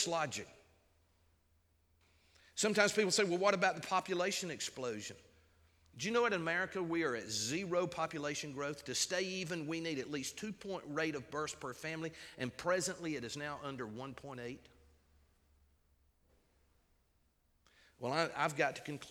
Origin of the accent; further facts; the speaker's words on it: United States; We, as American citizens